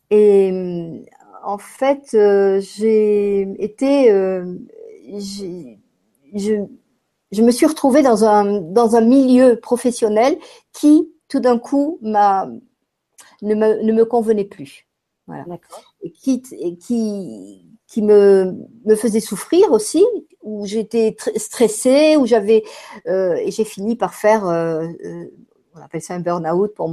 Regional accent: France; born there; je suis née en France et j'ai vécu euh, beaucoup, de, beaucoup de temps en France et j'ai beaucoup voyagé aussi

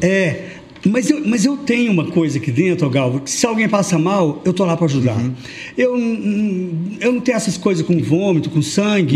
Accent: Uberlândia, Minas Gerais, Brazil; eu nasci em Uberlândia, faço parte de 18% da sociedade tradicional de Uberlândia

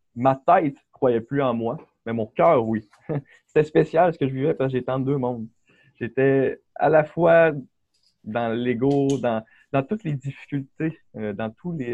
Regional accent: Quebec City, Quebec, Canada; also born or lived in Beauport; je viens du Québec. Euh, j'ai toujours résidé là. Ma famille est là. j'ai grandi à Québec, à Charlebourg, pendant toute ma vie

